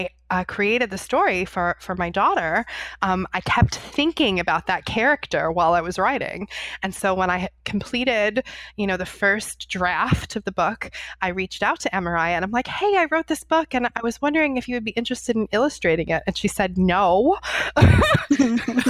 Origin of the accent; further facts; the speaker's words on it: New York City, New York, United States; I grew up in New York City